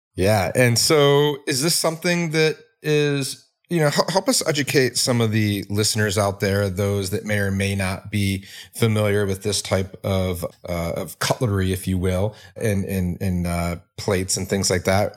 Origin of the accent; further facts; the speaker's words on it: Detroit, Michigan, United States; I grew up in Detroit